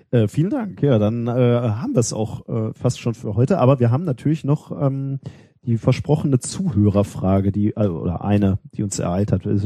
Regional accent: North Rhine-Westphalia, Germany; Hallo, ich bin im Ruhrgebiet aufgewachsen.

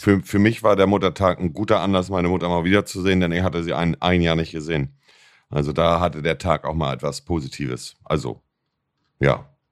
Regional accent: Buxtehude, Lower Saxony, Germany; ich komme auch aus Buxtehude

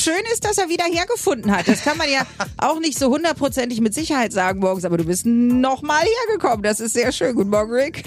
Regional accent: Northern Germany, Germany; Ich komme aus Norddeutschland

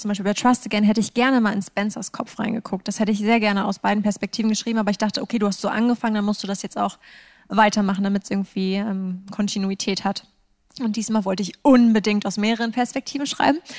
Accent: Northern Germany, Germany; also born or lived in Edinburgh, Scotland; ich mich als Norddeutsche

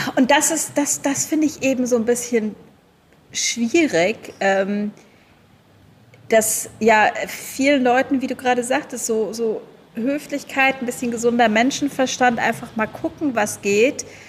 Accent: Germany; now in Thailand; als Deutsche

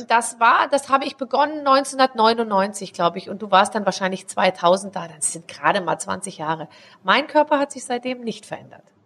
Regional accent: Germany; ich zum Beispiel bin ein Deutscher

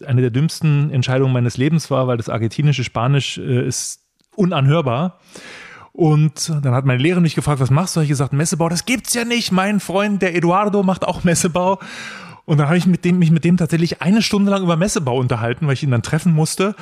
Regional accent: Berlin, Germany; als Berliner

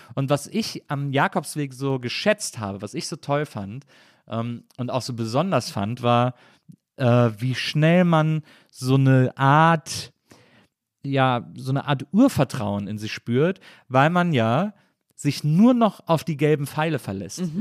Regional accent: Cologne, North Rhine-Westphalia, Germany; now in Berlin, Germany; ich komme ja aus Köln oder so aus der Ecke von Köln

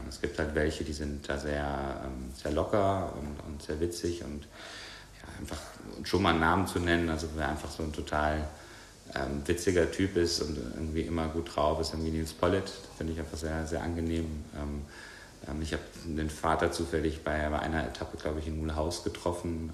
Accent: Bonn, North Rhine-Westphalia, Germany; moved away; Bei uns in Bonn haben wir direkt äh, große Waldstücke vor der Tür gehabt

